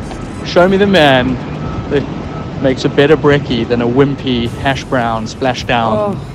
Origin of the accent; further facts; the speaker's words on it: Cape Town, Western Cape, South Africa; now in London, United Kingdom; Can't wait to get home. As in Cape Town.